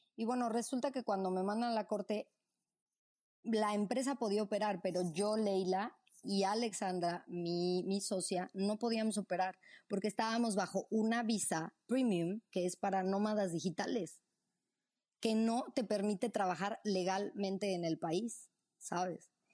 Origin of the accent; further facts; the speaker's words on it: Mexico City, Mexico; also born or lived in Morelia, Michoacán; Yo nací en Morelia, Michoacán, michoacana. Este, mm, y cuando tenía nueve años, eh, me fui con mis padres a, Ciudad de México. Pues ahí hice pues, todo, o sea, el resto de la primaria, secundaria, preparatoria